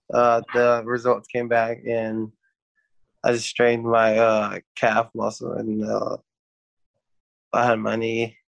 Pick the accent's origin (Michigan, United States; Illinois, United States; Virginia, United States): Illinois, United States; Chicago; born there; also born or lived in Germany / Alabama / Georgia; From Germany, Frankensburg. I was born in Chicago, and then we stayed in Alabama, Linesville, and then Atlanta, Georgia for a little bit.